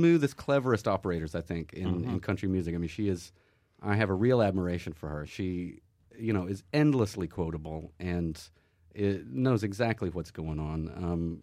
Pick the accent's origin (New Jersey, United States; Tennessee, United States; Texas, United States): Tennessee, United States; Knoxville; moved away as an adult; now in England; I grew up in Knoxville, Tennessee, which is sort of in the, basically in the foothills of the Appalachian Mountains